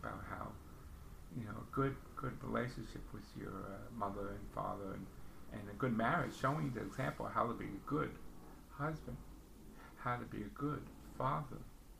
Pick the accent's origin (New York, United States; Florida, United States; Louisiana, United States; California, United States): New York, United States; New York City; we lived in the basement apartment growing up in the Bronx, New York, and Pelham Bay.